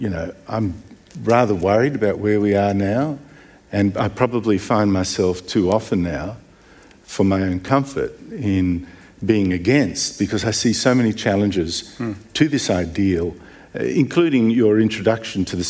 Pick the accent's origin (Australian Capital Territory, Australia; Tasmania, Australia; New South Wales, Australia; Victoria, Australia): Victoria, Australia; Melbourne; Melbourne, I come from Melbourne